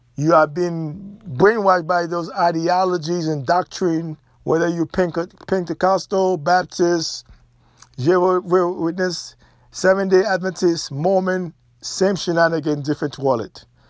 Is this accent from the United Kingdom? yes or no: no; Haiti; moved away; Growing up in Haiti, I was oblivious